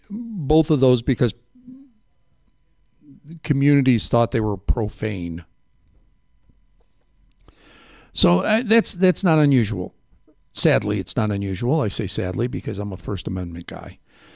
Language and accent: English; Chicago, Illinois, United States; I grew up hearing it in Chicago in the 70s because it was the theme song for Svengoolie.